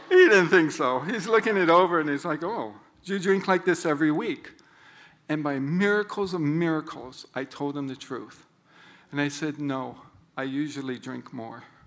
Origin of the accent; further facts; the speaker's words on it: Honolulu, Hawaii, United States; I grew up in Honolulu as a fifth of six kids